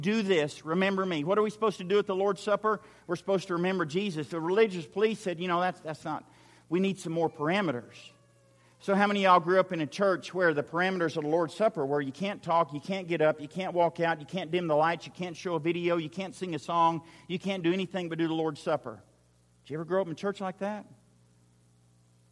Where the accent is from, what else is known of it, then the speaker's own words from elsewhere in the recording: Western Oklahoma, United States; I grew up in Western Oklahoma